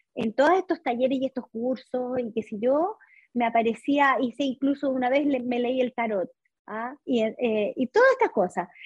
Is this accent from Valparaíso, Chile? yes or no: no; Santiago, Santiago Metropolitan Region, Chile; Soy de Chile, sí, de Santiago.